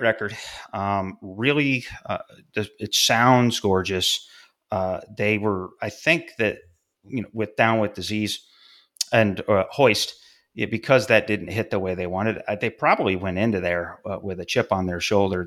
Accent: about an hour south of Fulton, New York, United States; born or raised there

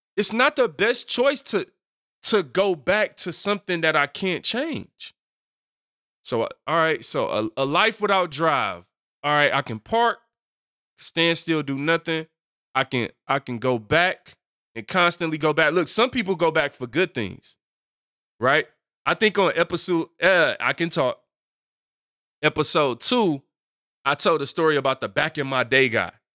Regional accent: Detroit, Michigan, United States; I come from Detroit and Seven Mile

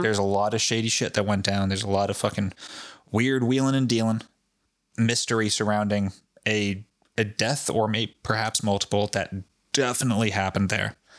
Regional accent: Foster, Rhode Island, United States; my hometown of Foster, Rhode Island

